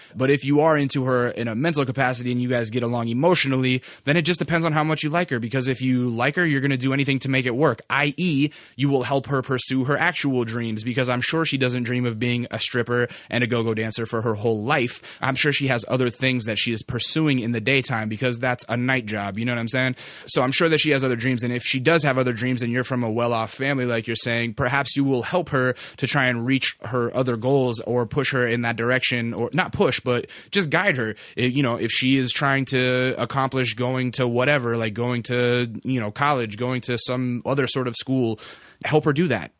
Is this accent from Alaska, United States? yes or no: yes; Alaska, United States; moved away; I'm from Alaska originally